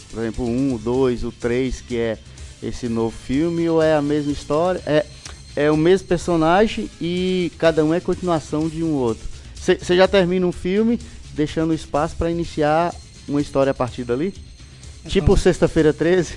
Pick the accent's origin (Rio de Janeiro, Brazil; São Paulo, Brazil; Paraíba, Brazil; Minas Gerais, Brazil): Minas Gerais, Brazil; Montes Claros; lá na minha região, lá em Montes Claros, na, na, na Zona Sul